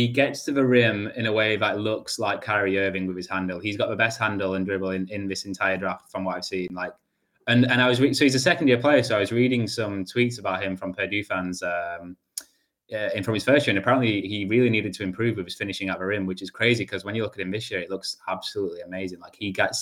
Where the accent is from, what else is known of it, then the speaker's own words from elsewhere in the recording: England, United Kingdom; I'm English